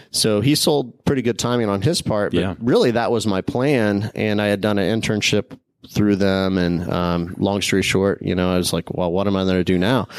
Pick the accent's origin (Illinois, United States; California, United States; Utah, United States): Illinois, United States; small town in; moved away as an adult; now in Tampa, United States; growing up there. I had the opportunity to play lots of sports in a small town.